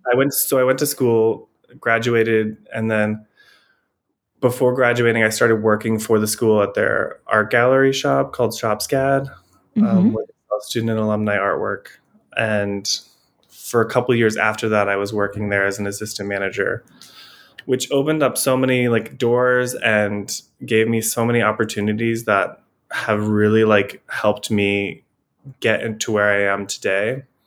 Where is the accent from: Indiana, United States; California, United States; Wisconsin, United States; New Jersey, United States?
Indiana, United States; Elkhart; now in Providence, United States; So I am originally from Indiana. I grew up in like Elkhart, Indiana